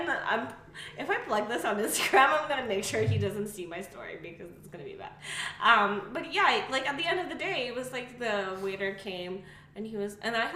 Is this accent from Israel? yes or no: no; Kazakhstan; moved away; the way I was brought up in Kazakhstan